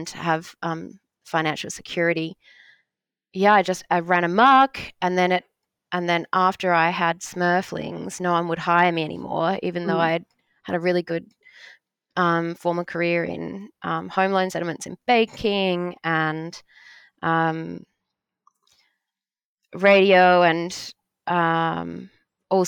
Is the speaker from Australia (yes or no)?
yes; Australia